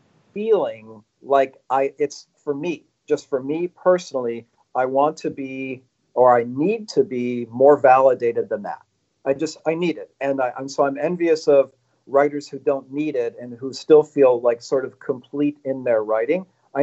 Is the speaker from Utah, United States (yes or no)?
no; Chicago, Illinois, United States; now in Los Angeles, United States; I'm from Chicago.